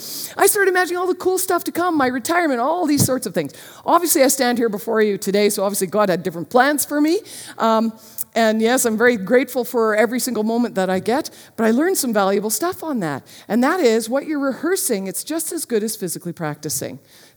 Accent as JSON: {"language": "English", "town": "Marlboro", "country": "United States", "tie": "born or raised there", "said": "I grew up in Marlboro and I'd never touched a gun."}